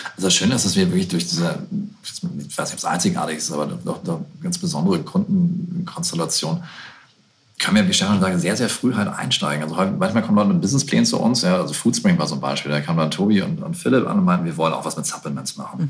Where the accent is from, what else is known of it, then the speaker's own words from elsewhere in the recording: Bremen, Germany; in der Sögestraße in Bremen, meiner Heimat